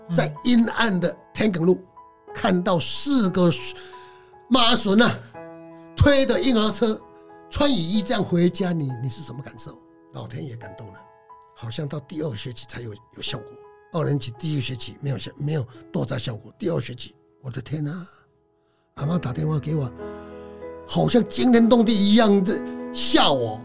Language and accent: Chinese; Minxiong, Chiayi County, Taiwan; moved away; also born or lived in Taipei; 我是嘉义民雄人。嗯哼。那从小就在嘉义民雄，呃，穷困的 在不三不四的地方长大，我在台北担任世贸二馆的馆长。二零一三年的时候，我民雄的家里都没有人，只有我的老父亲跟老母亲